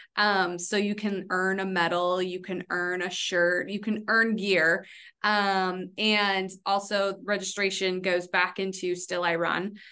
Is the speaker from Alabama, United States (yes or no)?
no; California, United States; moved away as an adult; I came from California